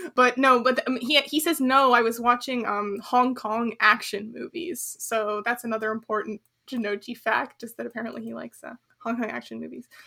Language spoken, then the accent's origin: English; United States; as an American